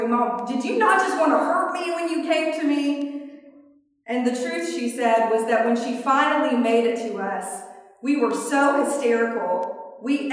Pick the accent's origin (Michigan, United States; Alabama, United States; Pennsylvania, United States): Alabama, United States; I'm from Alabama